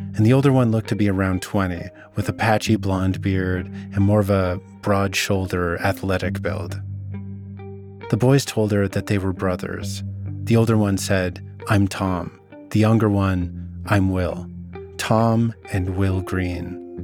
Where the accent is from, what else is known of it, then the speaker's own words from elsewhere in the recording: Vernon, British Columbia, Canada; You need to know about my hometown. Vernon's located in the Okanagan, a region in the interior of British Columbia